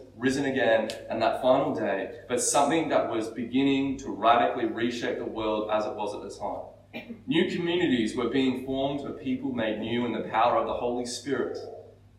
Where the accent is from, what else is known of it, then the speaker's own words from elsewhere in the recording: Australia; we're very Aussie